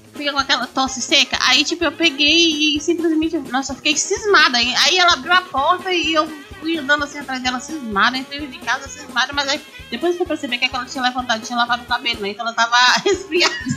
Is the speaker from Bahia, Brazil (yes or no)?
yes; Bahia, Brazil; now in Mauá, Brazil; eu fui criada na Bahia